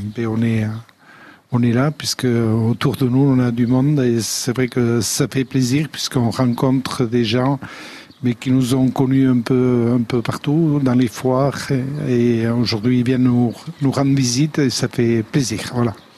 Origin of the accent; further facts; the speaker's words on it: Aldudes, Nouvelle-Aquitaine, France; Je suis né aux Aldudes